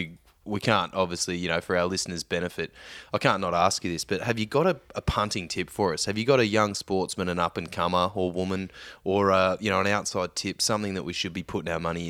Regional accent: Victoria, Australia; now in Perth, Australia; I grew up on VB in Victoria

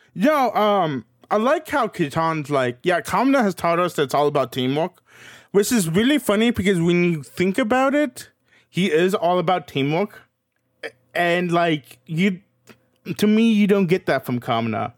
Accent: Kentucky, United States; I was raised in Kentucky

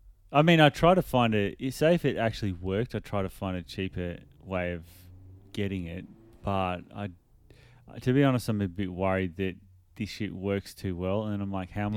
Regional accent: Australia; I was in an Uber in LA and the guy, as soon as he found out we're Aussie, because a lot of them can't tell. They're like, are you English, whatever.

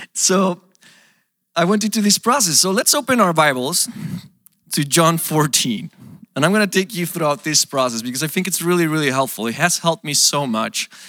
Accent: Mexico; moved away as an adult; also born or lived in Portland, United States; now in United States; I come from Mexico

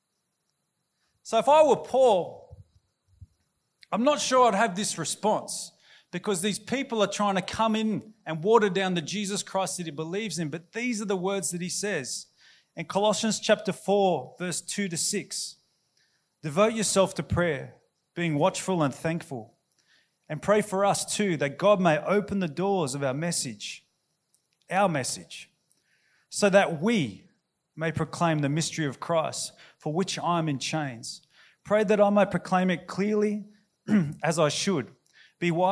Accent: Canberra, Australian Capital Territory, Australia; moved away; I used to live here in Canberra. In fact, I was born in Canberra Hospital, and I grew up and I went to Gowrie Primary School down in Tuggeranong.

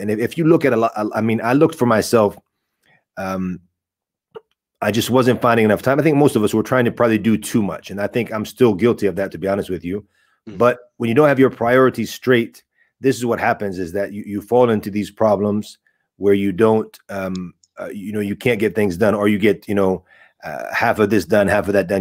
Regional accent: United States; I was born and raised in in America

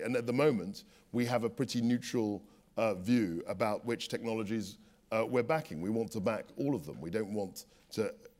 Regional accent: London, United Kingdom; I was brought up in London. My family are from Ghana.

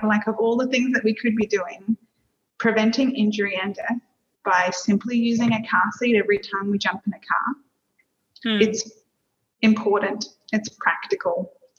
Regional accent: Australia; moved away as an adult; now in Singapore; I'm Australian

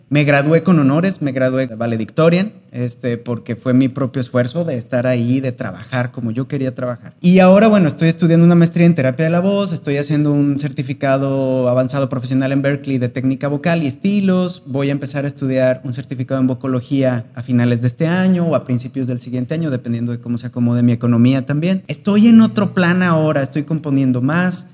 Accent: Mexico; como mexicanos y latinos en general tenemos una mezcla

